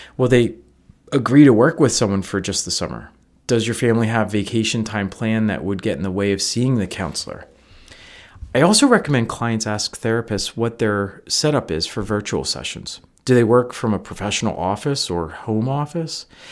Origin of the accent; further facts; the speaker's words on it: Northeast, United States; now in Midwest, United States; I'm from the Northeast